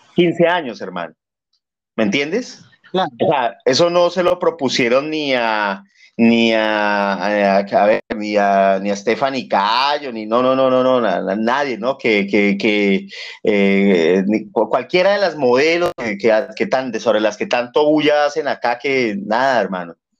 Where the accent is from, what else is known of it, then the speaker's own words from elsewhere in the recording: Bogotá, Colombia; now in Peru; yo soy de Bogotá, de Colombia